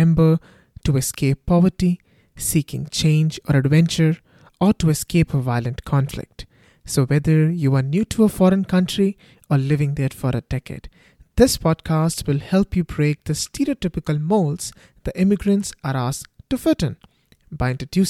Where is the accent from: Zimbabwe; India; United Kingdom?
India; accent: thick Indian; now in Canada; Ever since I have moved abroad, enough people have pointed out that I have a thick Indian accent, as if I'm not aware of it.